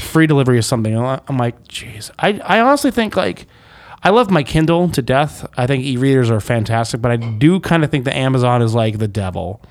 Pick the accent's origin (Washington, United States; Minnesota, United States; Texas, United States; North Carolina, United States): North Carolina, United States; Greensboro; my hometown, Greensboro, North Carolina.